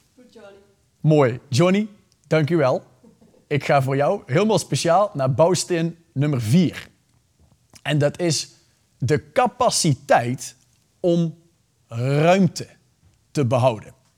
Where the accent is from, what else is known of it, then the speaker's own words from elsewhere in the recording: Belgium; ik ben Belg.